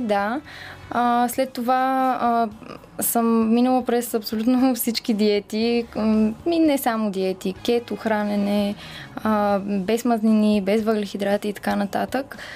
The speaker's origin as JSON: {"language": "Bulgarian", "country": "Bulgaria", "also_born_or_lived": "London", "said": "всички си мислят, че съм рускиня, а, но истината е, че аз съм си българка на 100%."}